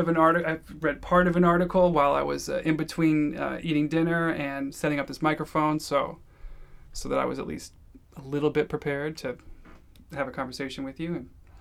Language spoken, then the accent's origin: English; St. Louis, Missouri, United States; also born or lived in Georgia / Michigan / New York / San Francisco; So I was born in Louisville. I moved to St. Louis when I was maybe 10, moved to Georgia when I was 13, moved to Michigan when I was 18, then moved to New York, and then to San Francisco